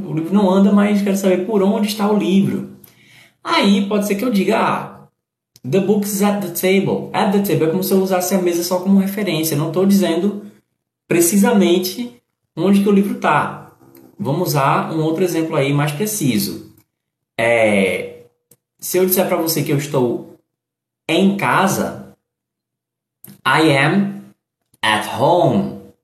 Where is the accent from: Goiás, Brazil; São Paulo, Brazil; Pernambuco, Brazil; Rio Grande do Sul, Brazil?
Pernambuco, Brazil; Recife; eu sou do Recife